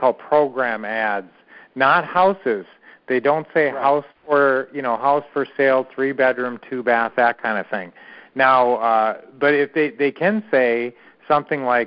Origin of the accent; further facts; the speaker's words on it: Minnesota, United States; we grew up in Minnesota